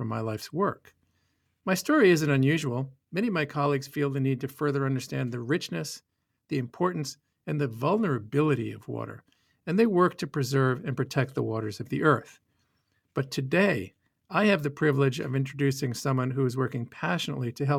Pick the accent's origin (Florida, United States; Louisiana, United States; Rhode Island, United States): Rhode Island, United States; moved away; When I was growing up in Rhode Island, I loved visiting all the rivers, the ponds, the lakes, and especially the beach